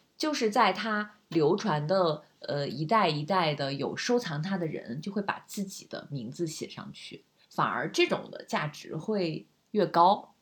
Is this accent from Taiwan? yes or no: no; China; 我们中国人